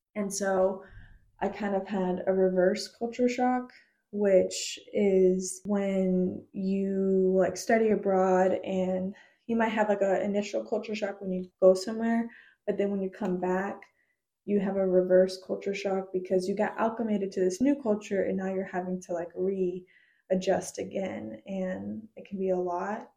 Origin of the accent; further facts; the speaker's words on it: United States; I try to say like Peruvian American now because it's like I'm not half of anything and it's like I'm fully Peruvian and I'm fully American